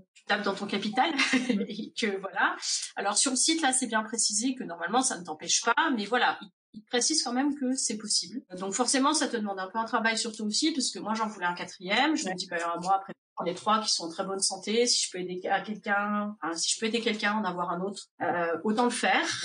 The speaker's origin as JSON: {"language": "French", "country": "France", "tie": "born or raised there", "moved": "as an adult", "lives_now": "Indiana, United States", "said": "Je suis originaire de France."}